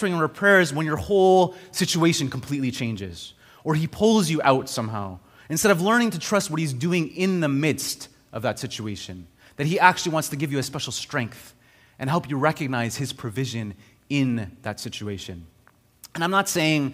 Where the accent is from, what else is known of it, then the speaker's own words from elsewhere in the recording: Montreal, Quebec, Canada; moved away; also born or lived in Ontario; I grew up in Montreal, and then I went to Ontario, and then I came back to Montreal